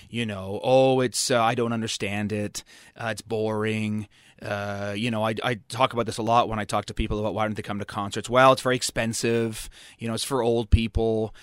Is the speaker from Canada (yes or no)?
yes; Toronto, Ontario, Canada; I grew up in Toronto.